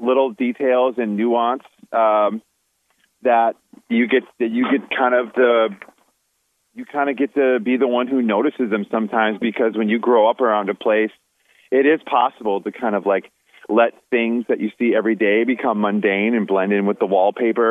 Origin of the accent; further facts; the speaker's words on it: Wisconsin, United States; now in North Carolina, United States; when I was a kid and growing up in a small town in Wisconsin